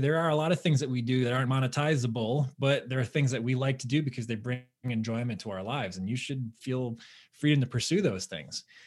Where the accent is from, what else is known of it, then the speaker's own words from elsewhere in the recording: Southern Connecticut, United States; I grew up in Southern Connecticut, so it, you know, in the New York metro area.